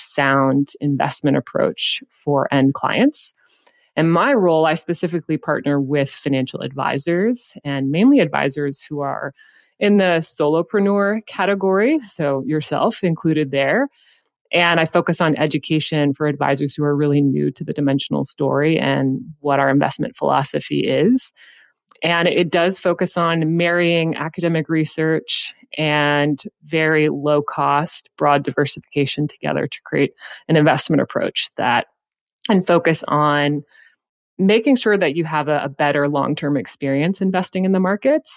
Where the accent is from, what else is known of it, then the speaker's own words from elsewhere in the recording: Houston, Texas, United States; now in Austin, United States; I did move here from Houston, Texas, but I am a native Texan.